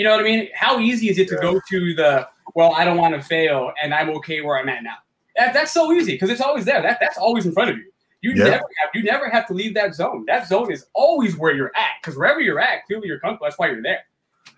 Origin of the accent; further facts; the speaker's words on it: Alhambra, California, United States; also born or lived in Rock Springs, Wyoming / City Terrace, Los Angeles; I was born in California, but when I was really young, we moved to Wyoming for a while